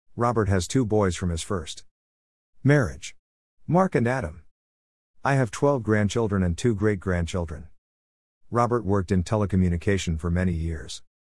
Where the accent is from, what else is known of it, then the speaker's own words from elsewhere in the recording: Melbourne, Victoria, Australia; now in Smithfield, Australia; I was born in Melbourne, Australia.